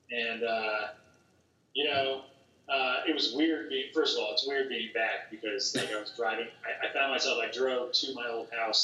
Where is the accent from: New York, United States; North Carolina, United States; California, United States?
North Carolina, United States; moved away as an adult; also born or lived in Massachusetts; now in Denver, United States; when I moved to North Carolina from Massachusetts when I was, like, five